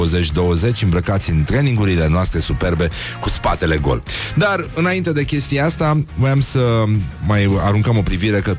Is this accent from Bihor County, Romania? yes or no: no; Brăila, Brăila County, Romania; Mamă, Nelu, mă, sunt și eu din Brăila, pe bune.